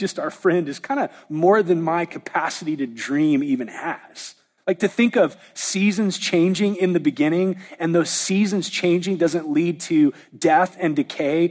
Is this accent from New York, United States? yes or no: no; Southern California, United States; now in Oklahoma, United States; I was raised in Southern California where there really aren't seasons, and moving to Oklahoma